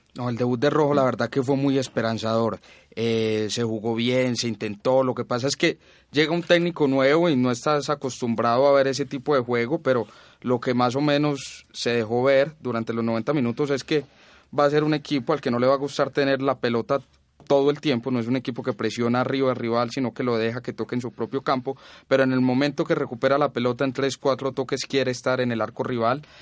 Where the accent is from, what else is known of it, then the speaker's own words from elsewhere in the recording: Colombia; nosotros como colombianos